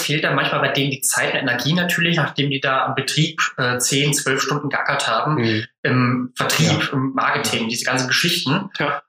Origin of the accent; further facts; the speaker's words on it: Hesse, Germany; als Hesse